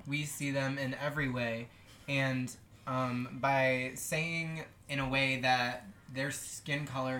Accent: St. John's, Newfoundland and Labrador, Canada; Always growing up in St. John's

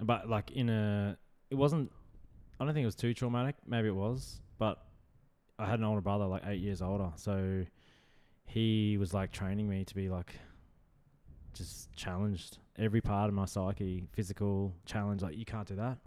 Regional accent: Brisbane, Queensland, Australia; just Brisbane. Yeah, like just city, city slicker

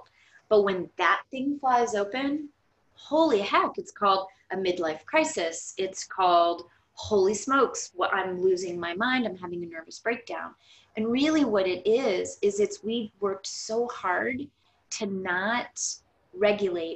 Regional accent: Florida, United States; we are from Florida

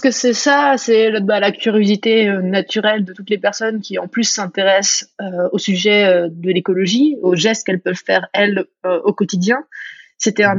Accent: France; accent: French; moved away; also born or lived in New York; j'avais l'accent le plus français

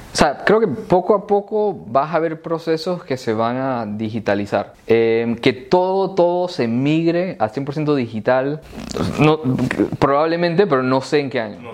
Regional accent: Panama; yo siendo panameño

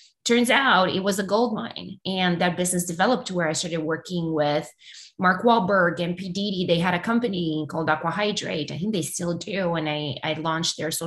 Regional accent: Romania; English is a second language; moved away as an adult; now in United States; I still had my whole family back in Romania.

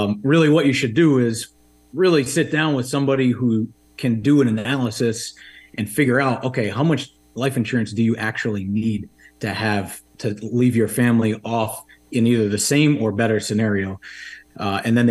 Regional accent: Rhode Island, United States; also born or lived in Washington, D.C.; I grew up in Rhode Island.

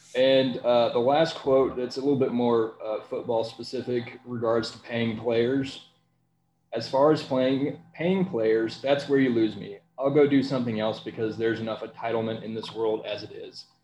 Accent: Louisville, Kentucky, United States; moved away; I was from Louisville, Kentucky. Still got family there.

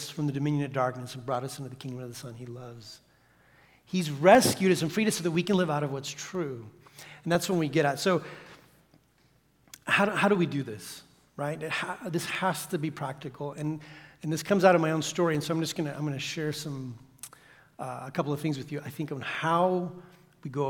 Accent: Santiago, Santiago Metropolitan Region, Chile; we grew up in Santiago, Chile, in the big city, 4 million people. And we lived in the suburbs

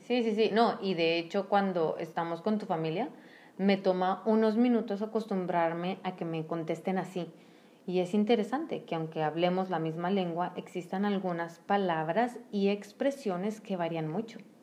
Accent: Mexico; solo en México decimos mande

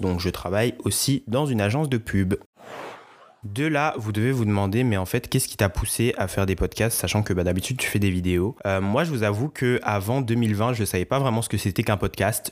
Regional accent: Guadeloupe; je suis originaire de la Guadeloupe

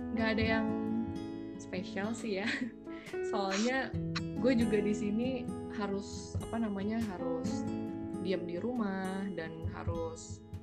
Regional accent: Bandar Lampung, Lampung, Indonesia; moved away as an adult; now in Berlin, Germany; gue dari Bandar Lampung sama kayak Andri. Dan gue sekarang posisinya lagi kuliah di negara Jerman, tepatnya di kota Berlin

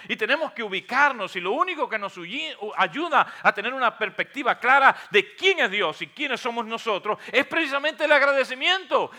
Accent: near Gibara, Holguín, Cuba; moved away; es un pueblo precioso, un pueblo eh, que está en una bahía, cerca de, de donde yo nací

